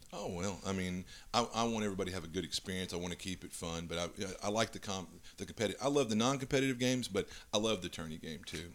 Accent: Louisiana, United States; I'm from Louisiana

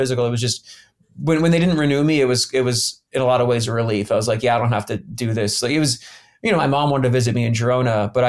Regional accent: Columbus, Ohio, United States; born there; also born or lived in Atlanta; I was born in Columbus, Ohio, actually.

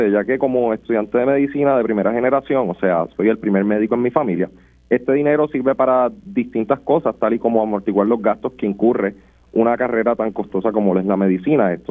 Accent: Arecibo, Puerto Rico; soy oriundo de Arecibo y actualmente curso el tercer año de medicina en la Universidad Central del Caribe.

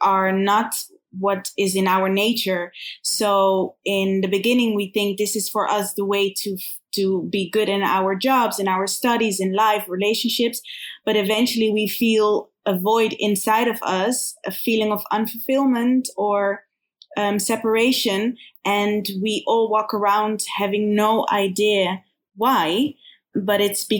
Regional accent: Netherlands; also born or lived in Kfar Saba, Israel / Berlin, Germany; now in Tel Aviv, Israel; In Holland, actually. Yeah. So we grew up in Holland.

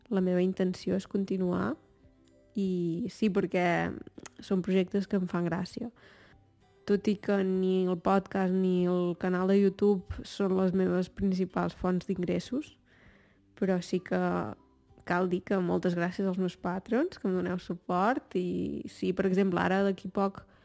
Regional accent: Torelló, Catalonia, Spain; moved away as an adult; sóc de Torelló

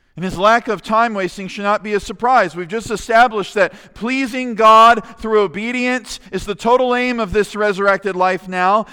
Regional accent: United States; As American Christians

